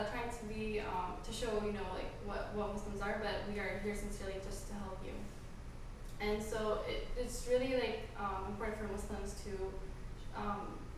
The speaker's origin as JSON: {"language": "English", "region": "West Virginia", "country": "United States", "said": "I'm from West Virginia"}